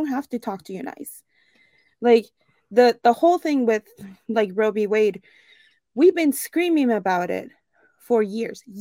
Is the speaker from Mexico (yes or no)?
yes; Chihuahua, Mexico; now in Cleveland, United States; I'm from Chihuahua